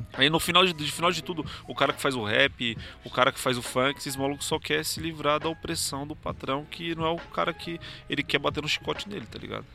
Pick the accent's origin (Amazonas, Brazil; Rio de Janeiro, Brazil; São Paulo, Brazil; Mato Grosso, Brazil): São Paulo, Brazil; Eu sou da Zona Sul